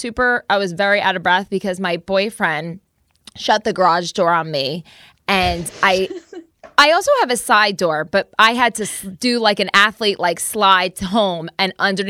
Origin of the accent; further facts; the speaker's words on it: New Jersey, United States; So I'm from Jersey.